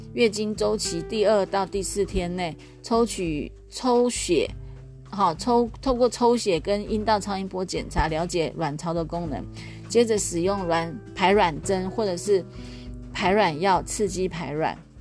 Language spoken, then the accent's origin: Chinese; Taiwan; also born or lived in Taoyuan; 我们的台湾第一美女林志玲